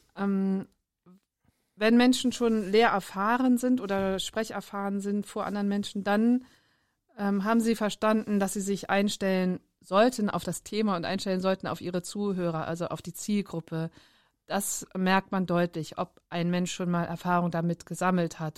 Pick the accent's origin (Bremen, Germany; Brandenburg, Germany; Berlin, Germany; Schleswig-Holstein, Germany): Bremen, Germany; Bremerhaven; also born or lived in Darmstadt; Ich bin geboren in Darmstadt, aufgewachsen in Bremerhaven